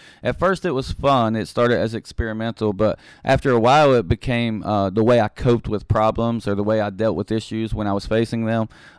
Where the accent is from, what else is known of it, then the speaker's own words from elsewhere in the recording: Beckley, West Virginia, United States; I am originally from Beckley, West Virginia. I grew up there